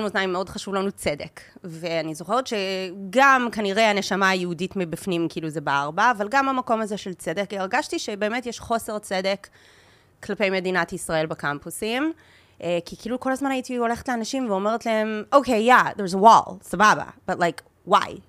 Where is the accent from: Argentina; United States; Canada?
Canada; Dundas, Ontario; first language Hebrew; now in Israel; אני ממקום קטן בקנדה, עיירה קטנה קטנה, קוראים לה דנדס. היא עיירה מחוץ לעיר אה, נחמדה בגודל שקוראים לה המילטון, שזה בערך שעה מטורונטו